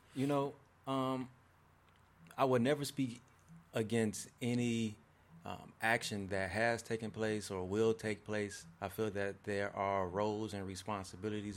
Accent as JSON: {"language": "English", "town": "Markham", "region": "Illinois", "country": "United States", "tie": "born or raised there", "also_born_or_lived": "Roseland, Chicago / Harvey, Illinois / Chicago", "said": "I grew up in Markham, Harvey area"}